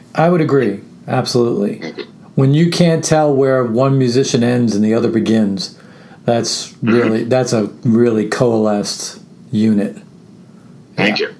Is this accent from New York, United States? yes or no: yes; New York, United States; moved away as an adult; also born or lived in Brooklyn; now in Austin, United States; I'm born and bred in New York